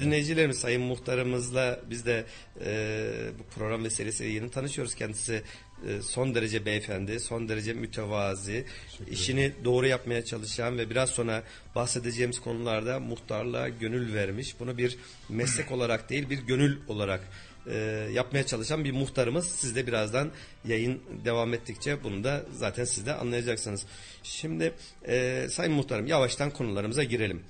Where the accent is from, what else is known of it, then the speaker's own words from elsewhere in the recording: Kayseri, Kayseri Province, Turkey; 1975 doğumluyum Kayseriliyim